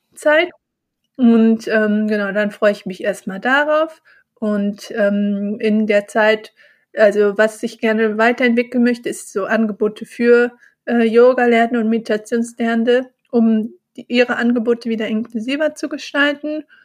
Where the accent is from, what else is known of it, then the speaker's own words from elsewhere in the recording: Bonn, North Rhine-Westphalia, Germany; now in Cologne, Germany; Bonn auch meine Heimat, wo ich geboren bin und auch aufgewachsen bin